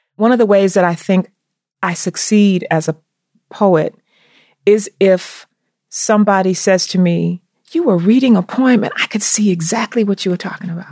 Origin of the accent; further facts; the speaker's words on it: the South, United States; growing up in the South